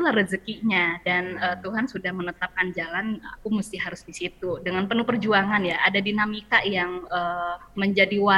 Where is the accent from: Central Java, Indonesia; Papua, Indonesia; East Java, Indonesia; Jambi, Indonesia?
Jambi, Indonesia; sih dulu karena waktu kecil aku kelahiran Jambi di Jambi itu nenek pernah uh, beliin piano kecil